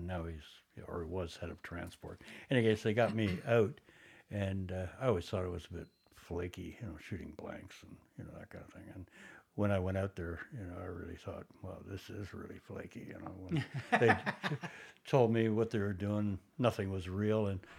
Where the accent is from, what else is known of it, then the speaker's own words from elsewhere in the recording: Toronto, Ontario, Canada; Basically Toronto. My family moved around a lot